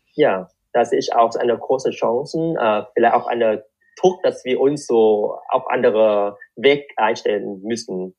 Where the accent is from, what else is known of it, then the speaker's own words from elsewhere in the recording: Vietnam; German is a second language; moved away as an adult; also born or lived in Darmstadt, Germany; now in Germany; ich bin in Vietnam geboren und aufgewachsen